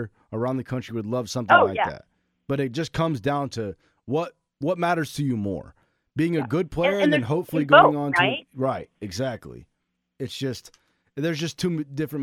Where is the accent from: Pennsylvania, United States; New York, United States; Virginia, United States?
New York, United States; New York City; moved away; also born or lived in Prineville, Oregon; I'm from Brooklyn, right, and I moved to Prineville